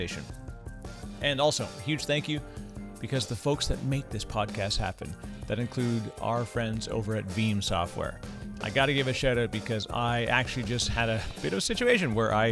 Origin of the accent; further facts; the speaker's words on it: Canada; Fellow Canadian.